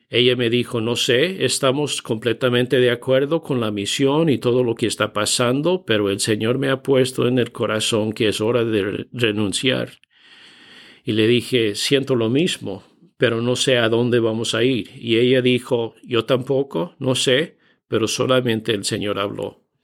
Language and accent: Spanish; Bolivia; Me crié en Bolivia, pero no había hablado español durante los últimos 25 años, entonces ya oxidado, bien oxidado el español.